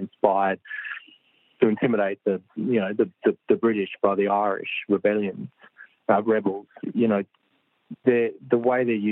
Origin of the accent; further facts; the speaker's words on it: Australia; I grew up as a kid